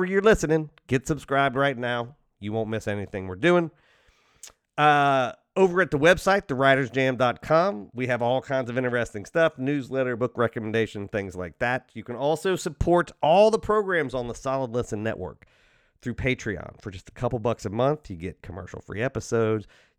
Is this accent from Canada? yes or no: no; Midwest, United States; also born or lived in Indianapolis; I'm from the Midwest.